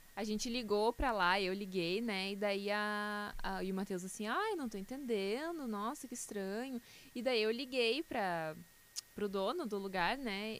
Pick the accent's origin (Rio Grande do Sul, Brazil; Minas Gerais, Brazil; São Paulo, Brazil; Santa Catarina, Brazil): Rio Grande do Sul, Brazil; Canoas; Eu nasci em Canoas, cresci em Canoas